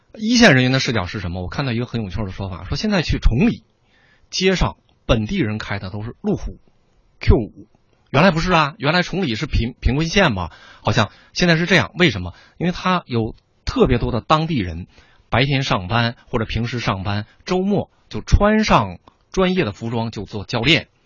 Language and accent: Chinese; Northeast China, China; 我本人是东北人